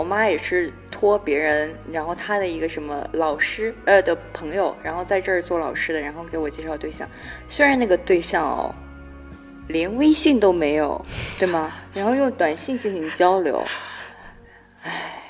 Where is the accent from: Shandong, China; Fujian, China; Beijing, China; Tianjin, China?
Shandong, China; moved away; 都来自于山东，我的故乡。